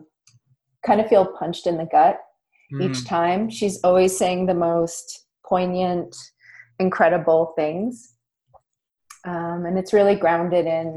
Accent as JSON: {"language": "English", "region": "Nova Scotia", "country": "Canada", "said": "I'm from Nova Scotia, which is traditionally Mi'kmaq territory"}